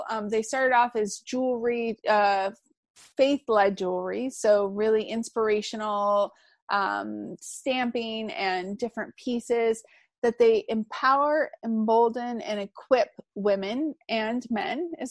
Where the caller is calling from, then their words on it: Bangkok, Thailand; This is …, and I am calling in from Bangkok with Confessions of a Digital Nomad.